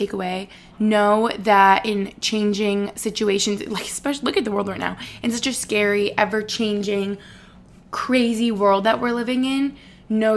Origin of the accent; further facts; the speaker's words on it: Albany, New York, United States; moved away as an adult; now in Boston, United States; I moved here when I was 18 for college